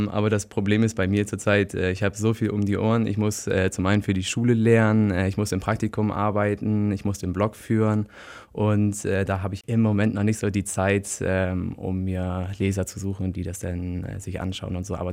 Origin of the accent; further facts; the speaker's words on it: Bremen, Germany; also born or lived in Hamburg / Bavaria; Ich bin eigentlich äh, in Bremen die Ecke aufgewachsen, äh, habe in Hamburg eine Ausbildung angefangen, bin dann hier nach Bayern umgezogen